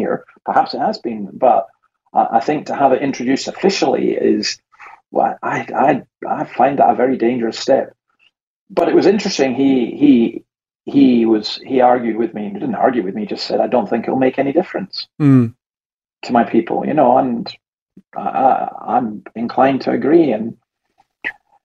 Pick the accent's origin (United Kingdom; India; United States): United Kingdom; Scotland; I'm Scottish